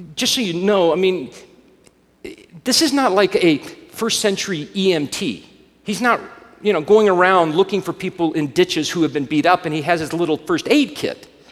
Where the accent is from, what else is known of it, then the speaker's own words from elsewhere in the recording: Alabama, United States; I grew up in Alabama